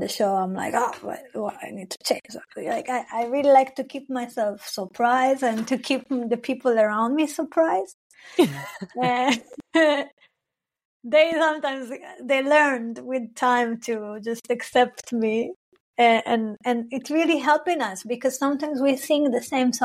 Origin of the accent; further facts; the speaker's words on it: Arad, Southern District, Israel; first language Hebrew; English is a second language; moved away as an adult; now in Berlin, Germany; I'm originally, I'm from Israel, Palestine. I grew up in the desert of Israel. It's called Arad